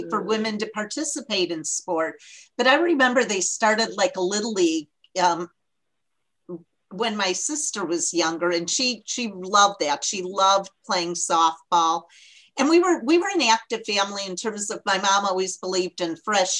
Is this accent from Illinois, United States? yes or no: yes; Barrington, Illinois, United States; moved away as an adult; also born or lived in Iowa; Barrington, Illinois. It's a suburb of Chicago, about an hour from the city